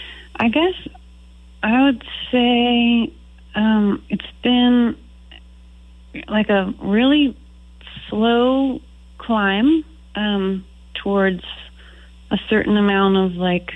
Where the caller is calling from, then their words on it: Boise, Idaho, United States; I'm calling from my home in Boise, Idaho.